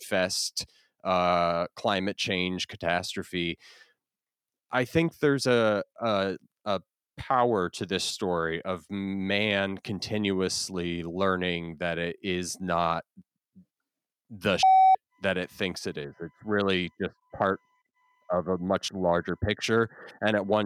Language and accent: English; Florida, United States; also born or lived in New Jersey; I grew up in Florida.